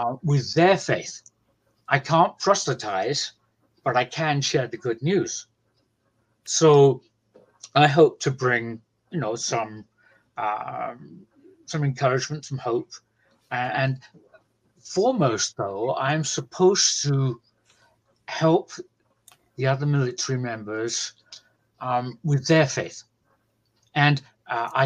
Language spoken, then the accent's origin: English; England, United Kingdom; moved away as an adult; now in United States; from England, now in America.